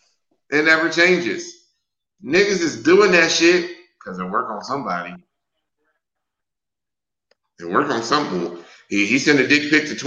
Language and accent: English; Wisconsin, United States; now in Texas, United States; I am from Wisconsin and I live in Texas right now.